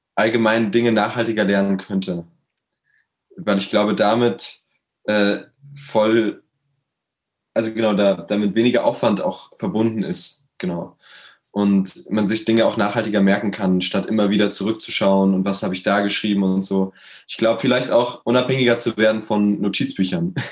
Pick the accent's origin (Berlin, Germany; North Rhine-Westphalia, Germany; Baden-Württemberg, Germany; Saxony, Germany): Berlin, Germany; Ich komme aus Berlin, äh, bin 21 Jahre alt